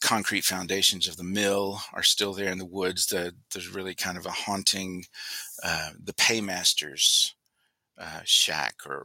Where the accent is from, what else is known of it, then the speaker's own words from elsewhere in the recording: Walnut, North Carolina, United States; 3 or 4 miles from where I grew up in Walnut